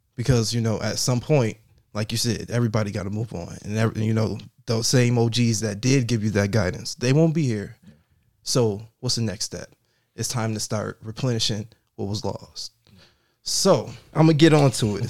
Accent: Buffalo, New York, United States; I grew up in the Fillmore area

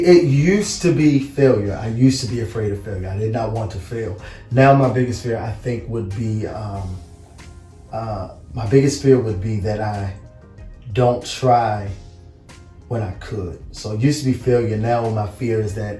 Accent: Baltimore, Maryland, United States; also born or lived in Washington, D.C.; born in D.C., raised in Baltimore

